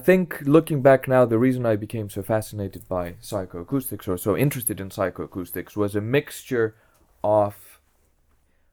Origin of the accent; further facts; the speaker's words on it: Greece; English is a second language; moved away as an adult; also born or lived in Essex, England / Berkeley, California; now in Groningen, Netherlands; I was born in Greece. I lived there all my... I went to school and high school there.